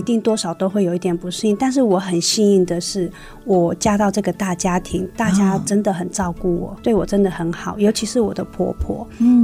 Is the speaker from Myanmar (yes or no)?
yes; Namhkam, Shan State, Myanmar; now in Hsinchu County, Taiwan; 我的家乡，我是来自缅甸南坎